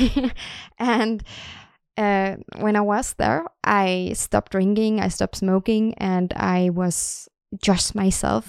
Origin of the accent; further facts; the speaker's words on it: Denmark; now in Sweden; I am from Denmark